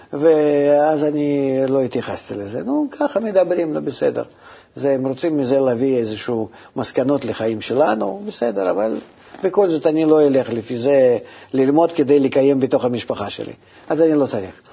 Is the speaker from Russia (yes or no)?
yes; Russia; moved away as an adult; now in Israel; גם ברוסיה, אתה מבין? מאיפה שבאתי